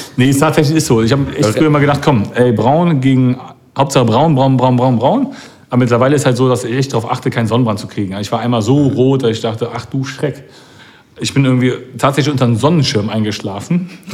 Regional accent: Cologne, North Rhine-Westphalia, Germany; ich bin als Kölner auch FC-Fan

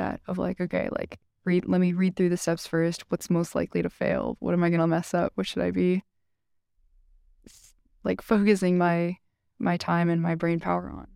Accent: Massachusetts, United States; I'm from Massachusetts. I grew up twenty minutes from Tufts, and I've lived in Massachusetts my whole life.

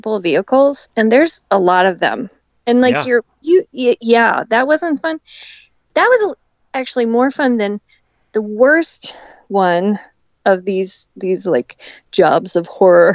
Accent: Mansfield, Pennsylvania, United States; It's where I grew up in Mansfield, Pennsylvania.

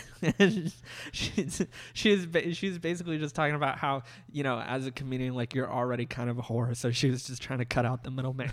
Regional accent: Massachusetts, United States; moved away; I, like, produced one documentary, uh, back in my hometown. I worked for this, like, uh, school news channel

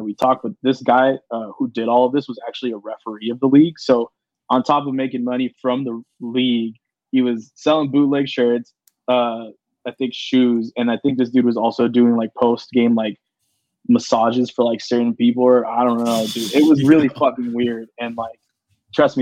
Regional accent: Los Angeles, California, United States; I'm from North Hollywood before I even mention Los Angeles

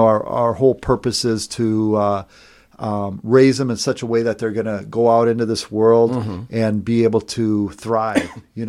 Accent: North Dakota, United States; also born or lived in Bozeman, Montana; as growing up in North Dakota

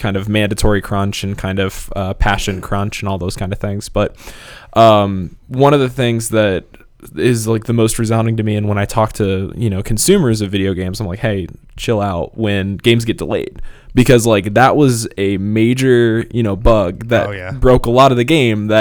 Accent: Marengo, Ohio, United States; I grew up in a town called Marengo, Ohio

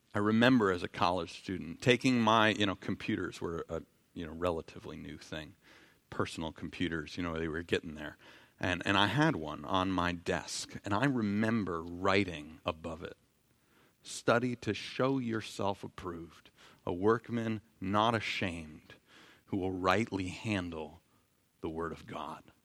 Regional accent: New York City, New York, United States; growing up in New York City

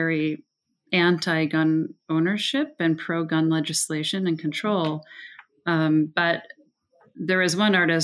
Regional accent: Evanston, Illinois, United States; also born or lived in Prague, Czech Republic; I did grow up in Evanston

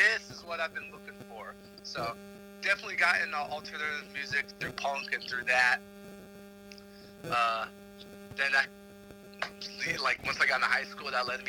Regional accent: Los Angeles, California, United States; now in Washington, DC, United States; I'm from the Southern California, like the Los Angeles area.

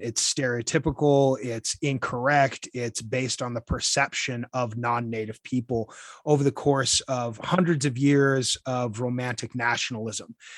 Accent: Utah, United States; moved away as an adult; also born or lived in Washington, D.C.; now in El Paso County, Colorado, United States; I grew up in Utah, meeting my wife there and moving to Washington

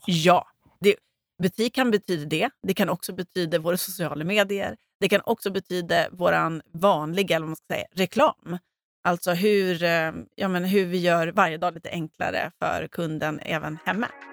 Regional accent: Gotland, Sweden; now in Stockholm, Sweden; jag var gotlänning och jag visste inte riktigt hur det såg ut i Stockholm

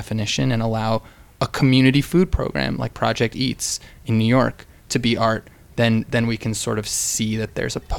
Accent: United Kingdom; It's all right. I'm British

